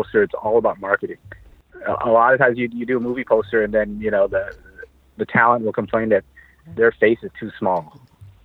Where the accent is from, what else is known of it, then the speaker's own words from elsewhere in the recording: San Francisco, California, United States; moved away as an adult; now in Santa Monica, United States; I grew up in San Francisco. I live in Santa Monica now